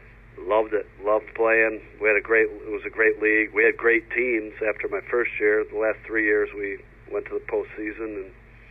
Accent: Rochester, New York, United States; It was hockey growing up on Lake Ontario.

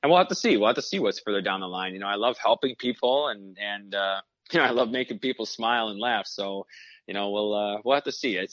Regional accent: Michigan, United States; Growing up in Michigan, you know, you grew up in Detroit. I watched, naturally, Datsyuk and Zetterberg.

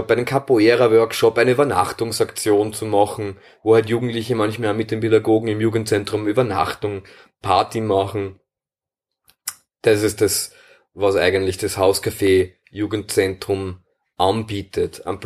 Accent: Wiener Neustadt, Lower Austria, Austria; ich komme aus Wiener Neustadt

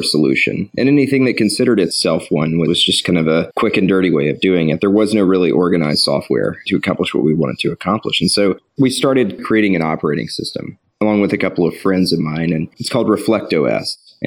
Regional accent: Tupelo, Mississippi, United States; I was raised in Tupelo, been in Mississippi for a very long time.

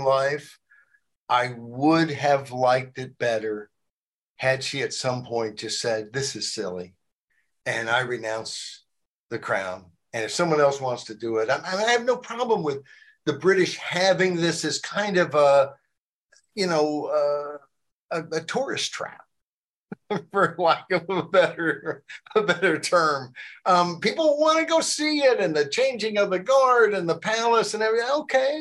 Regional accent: Arkansas, United States; also born or lived in New Jersey; now in Virginia, United States; I moved from New Jersey when I was 8 years old to Arkansas

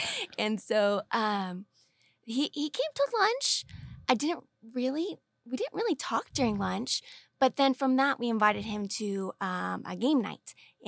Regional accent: California, United States; moved away as an adult; now in Arequipa, Peru; his roommate was from my home church and school where I grew up in California.

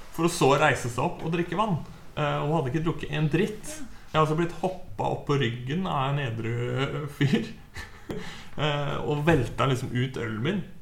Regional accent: Halden, Østfold, Norway; jeg hadde jo en kompisgjeng hjemme i Halden.

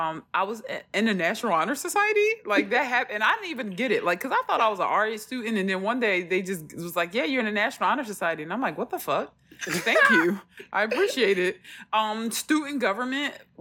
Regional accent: Philadelphia, Pennsylvania, United States; I came from North Philly, so nobody knew me. I didn't go to middle school with anybody.

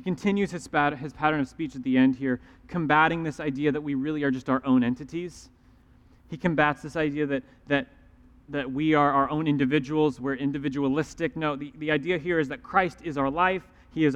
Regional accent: the Bible Belt, United States; growing up in the Bible Belt

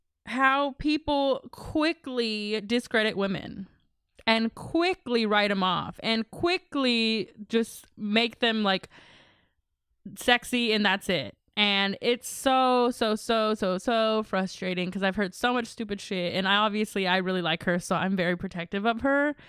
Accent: Texas, United States; I'm still from Texas, y'all.

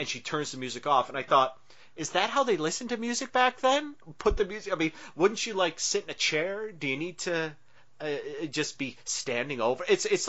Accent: the North, United States; I'm a Northerner.

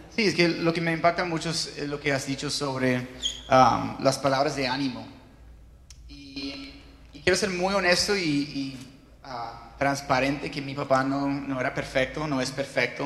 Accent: California, United States; Spanish is a second language; moved away; yo no soy latino, yo soy gringo, gringuísimo

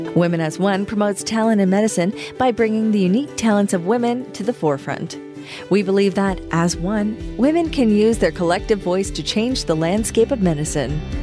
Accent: Athens, Attica, Greece; moved away as an adult; also born or lived in Ioannina, Greece; now in London, United Kingdom; I was born and raised in Athens, uh, Greece

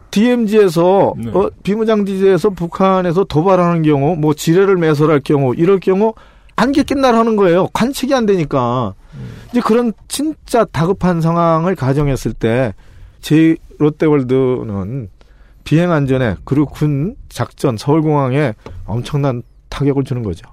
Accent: Paju, Gyeonggi Province, South Korea; 제 고향이 이제 파주니까

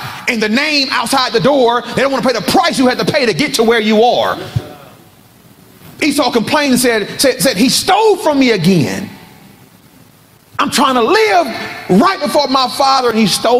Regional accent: Compton, California, United States; I'm from Compton. And so where I'm from, you stay ready, so you ain't got to get ready.

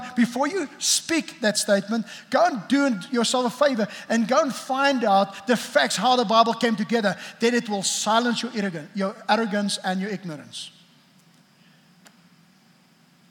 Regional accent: South Africa; I grew up in South Africa

